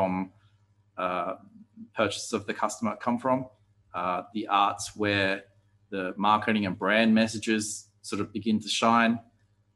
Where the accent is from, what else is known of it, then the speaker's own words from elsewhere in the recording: Australia; being Australian